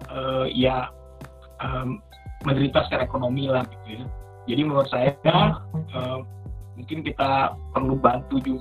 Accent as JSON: {"language": "Indonesian", "town": "Ciputat", "region": "Banten", "country": "Indonesia", "said": "saya sebagai orang Ciputat mungkin emang lebih banyak main ke arah Jakarta Selatan gitu ya"}